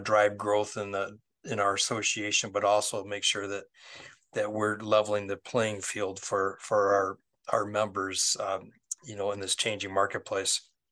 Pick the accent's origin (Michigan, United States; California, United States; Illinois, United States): Michigan, United States; Westland; my hometown